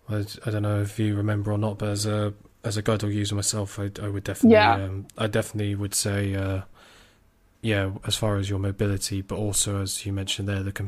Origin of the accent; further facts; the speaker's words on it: England, United Kingdom; I say this as a English person